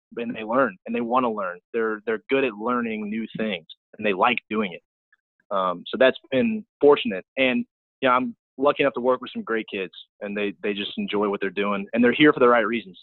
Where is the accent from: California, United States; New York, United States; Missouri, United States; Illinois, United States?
Missouri, United States; St. Louis; moved away as an adult; I'm from St. Louis